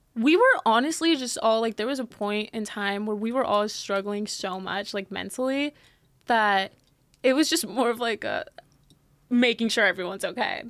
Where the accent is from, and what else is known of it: San Antonio, Texas, United States; born or raised there; also born or lived in Mexico City, Mexico / Miami, Florida; now in Los Angeles, United States